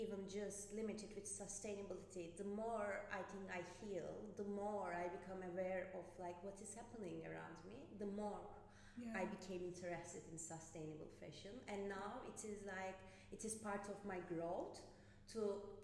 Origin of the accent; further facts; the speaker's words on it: Turkey; now in Ireland; I'm originally from Turkey